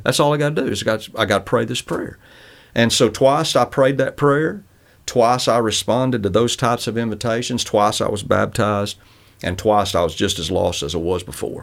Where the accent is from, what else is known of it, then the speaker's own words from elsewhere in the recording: Northwest Alabama, United States; I grew up in Northwest Alabama